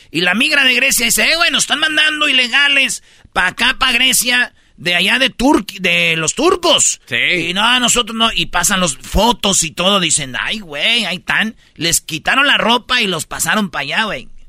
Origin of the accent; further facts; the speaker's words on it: Michoacán, Mexico; moved away; allá en, en Michoacán, en mi pueblo